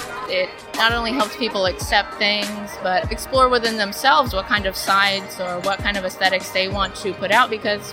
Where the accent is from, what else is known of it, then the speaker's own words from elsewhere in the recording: Los Angeles, California, United States; I'm from Los Angeles, California.